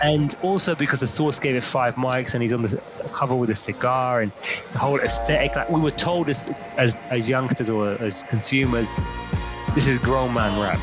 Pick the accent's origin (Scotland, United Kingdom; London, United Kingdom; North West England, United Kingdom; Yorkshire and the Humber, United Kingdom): London, United Kingdom; I'm from London, which is comparable to New York